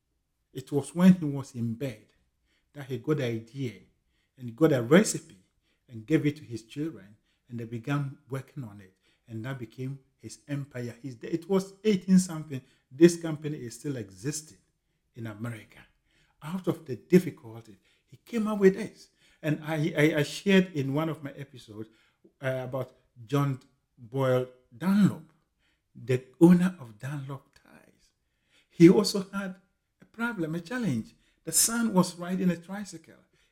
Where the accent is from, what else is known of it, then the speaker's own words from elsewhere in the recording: Ghana; moved away as an adult; now in United Kingdom; growing up in Ghana and going through university up to the point I completed and migrated to the United Kingdom